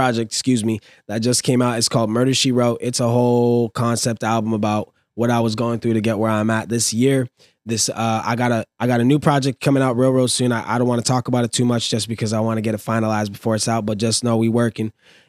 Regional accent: California, United States; And after moving everywhere, and I usually tell people I'm from California and ending up in the valley where I was born.

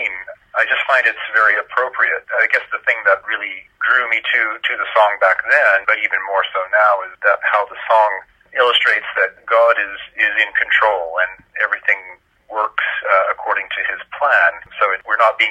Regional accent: California, United States; moved away as an adult; now in Switzerland; grew up mostly in California

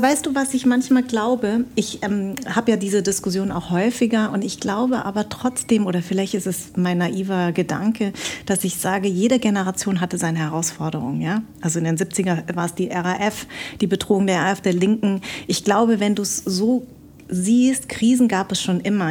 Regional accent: Munich, Bavaria, Germany; now in Berlin, Germany; ich bin ja in München groß geworden.

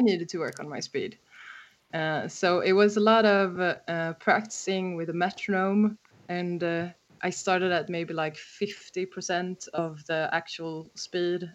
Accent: Stockholm, Stockholm County, Sweden; I'm actually from Stockholm

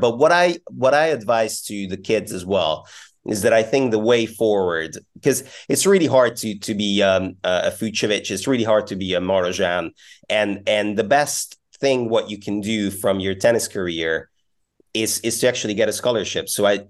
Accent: Budapest, Hungary; moved away; I'm in Hungary at the moment. I'm back in Budapest, my hometown.

